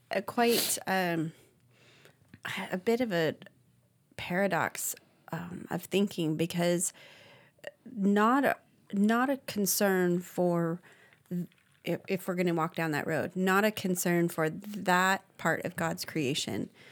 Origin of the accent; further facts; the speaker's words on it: Arizona, United States; moved away; also born or lived in Idaho; it was a little different for me growing up in Arizona